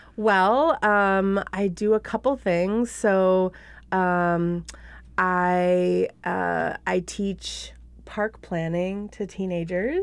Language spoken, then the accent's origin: English; Buffalo, New York, United States; now in Minneapolis, United States; It started out in Buffalo, New York, which is my hometown